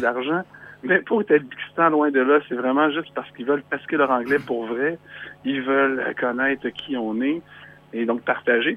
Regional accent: Quebec, Canada; je suis un vrai Québécois qui habite la ville de Québec

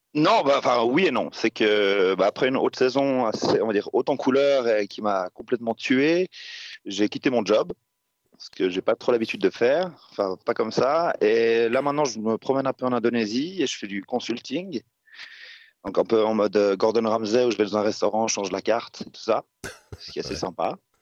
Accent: Switzerland; moved away as an adult; je suis rentré en Suisse quand même euh, par moment, mais euh, ouais, ça fait, que je suis parti de Suisse

